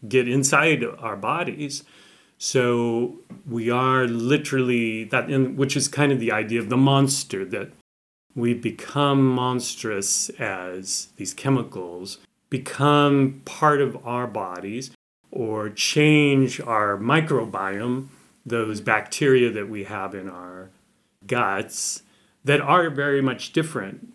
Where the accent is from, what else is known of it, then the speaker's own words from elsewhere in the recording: Montana, United States; I'm from Montana, which is in the northern Rockies in the United States